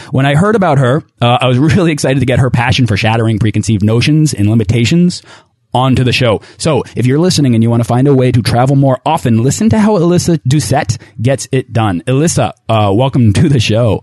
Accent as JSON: {"language": "English", "region": "New England", "country": "United States", "said": "I'm also from New England"}